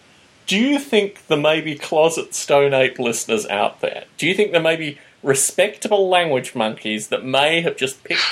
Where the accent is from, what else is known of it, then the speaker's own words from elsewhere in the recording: Canberra, Australian Capital Territory, Australia; he turns out that he's from my hometown of Canberra, Australia.